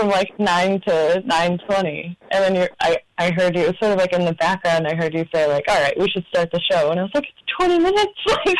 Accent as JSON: {"language": "English", "region": "Northeast Pennsylvania", "country": "United States", "tie": "born or raised there", "also_born_or_lived": "New York", "moved": "as an adult", "lives_now": "Philadelphia, United States", "said": "I was born in New York, grew up in Northeast Pennsylvania. Moved to Philly about 5 years ago."}